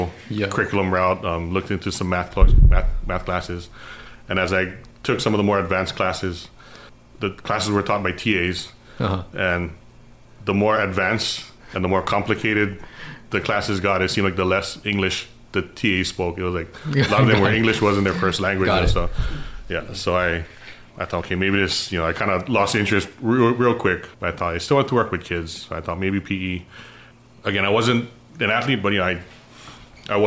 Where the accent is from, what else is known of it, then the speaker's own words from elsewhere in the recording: Kaneohe, Hawaii, United States; I grew up in Kaneohe